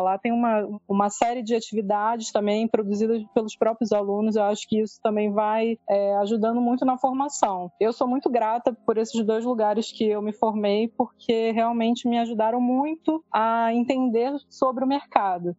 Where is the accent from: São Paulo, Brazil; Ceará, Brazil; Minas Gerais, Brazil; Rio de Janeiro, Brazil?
Rio de Janeiro, Brazil; Baixada Fluminense; moved away; eu fui moradora da Baixada, nasci na Baixada